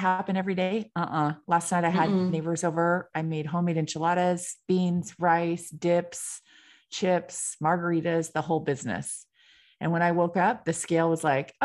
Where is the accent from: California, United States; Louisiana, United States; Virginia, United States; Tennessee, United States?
California, United States; I'm from California.